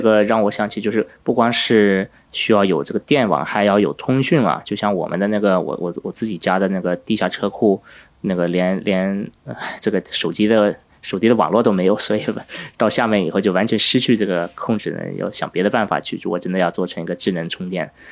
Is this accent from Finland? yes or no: yes; Finland; moved away; 我因为在芬兰长大